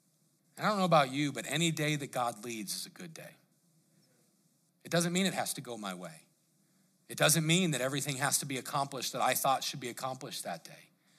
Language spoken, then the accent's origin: English; Colorado, United States; I grew up there in Colorado, and I remember we used to go, they call it spelunking